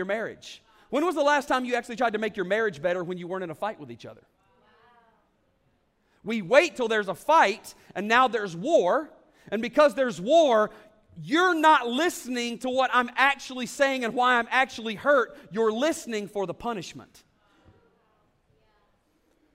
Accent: the South, United States; I'm from the South

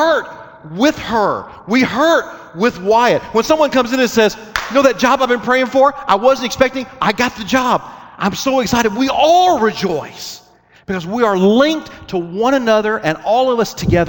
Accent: United States

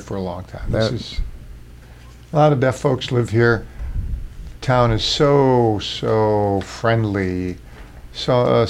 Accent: Massachusetts, United States; born there; also born or lived in Vermont / California; now in Middletown, United States; No, I was born in Massachusetts. Went to school at the deaf school in Vermont. Went to Gallaudet University. Washington, D.C.

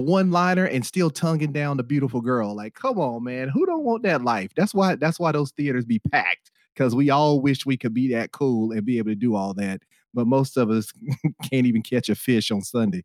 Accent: United States; as American moviegoers

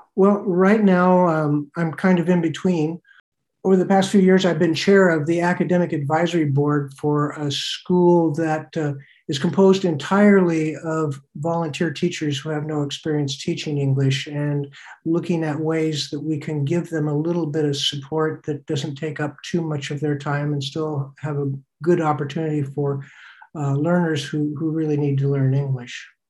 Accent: Oregon, United States; moved away; also born or lived in Togo / South Korea / Burkina Faso / Benin; I grew up on farms in Oregon

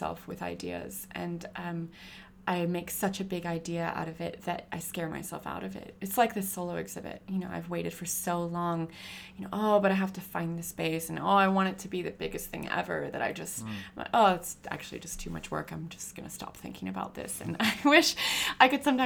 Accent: California, United States; now in Australia; I'm from California

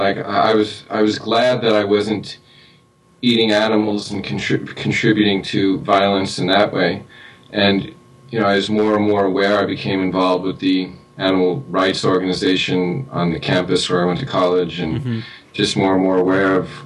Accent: New York City, New York, United States; moved away as an adult; also born or lived in Long Island; now in Los Angeles, United States; I grew up in Queens and went to college on Long Island.

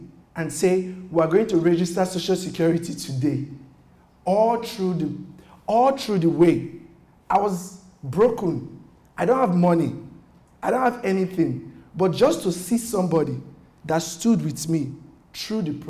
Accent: Nigeria; moved away as an adult; now in United States; I am fleeing from Nigeria

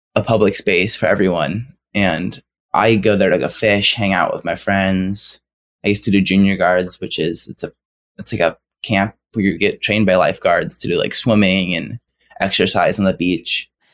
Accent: Santa Cruz, California, United States; I'm sixteen and I'm from Santa Cruz, California.

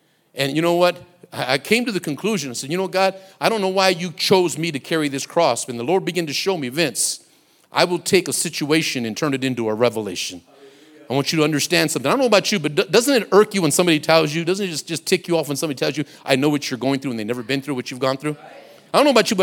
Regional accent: Compton, California, United States; also born or lived in Watts, Los Angeles; I grew up and went through my adolescence in Compton

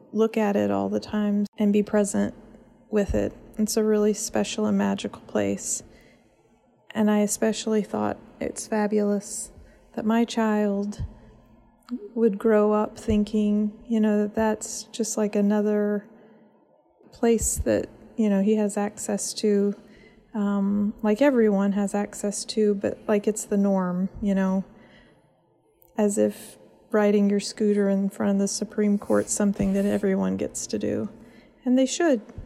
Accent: Tennessee, United States; now in Washington, D.C., United States; Growing up in Tennessee

